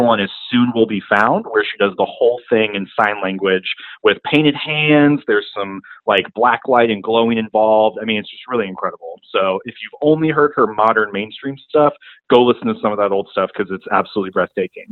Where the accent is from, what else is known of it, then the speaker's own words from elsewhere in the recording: Rock Hill, South Carolina, United States; I'm from Rock Hill, South Carolina